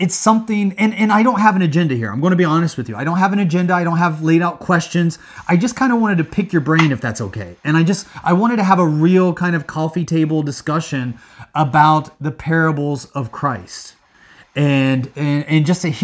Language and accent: English; Midwest, United States; moved away; also born or lived in Hong Kong; I grew up in the Midwest in a farming area